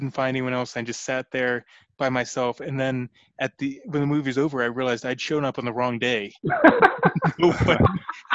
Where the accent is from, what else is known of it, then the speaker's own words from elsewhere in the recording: Northern Virginia, United States; I grew up in Northern Virginia, like right outside D.C., so half my friend's parents worked for the CIA